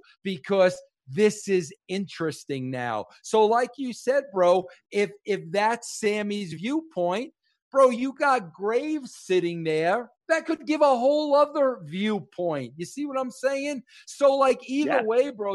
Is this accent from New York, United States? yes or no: yes; New York, United States; As a New Yorker